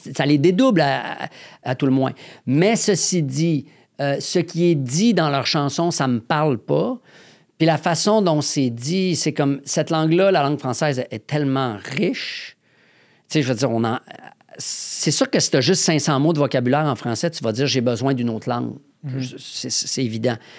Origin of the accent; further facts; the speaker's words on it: Quebec City, Quebec, Canada; moved away as an adult; now in Montreal, Canada; je viens de Québec, en Haute-Ville